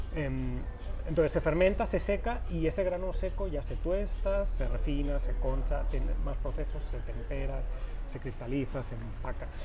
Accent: Valencia, Valencian Community, Spain; moved away as an adult; now in Guadalajara, Mexico; yo soy español, vengo de Valencia, de cerquita del Mediterráneo, y llevo ya, voy para cuatro años en México

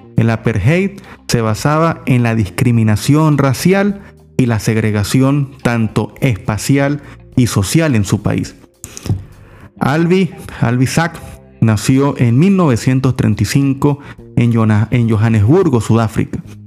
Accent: Venezuela; todos somos venezolanos

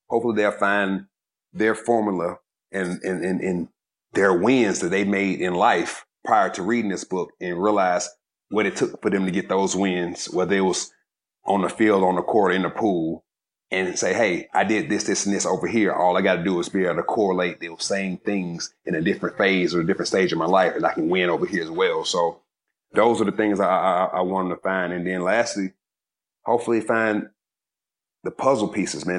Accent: Georgia, United States; I was from Georgia

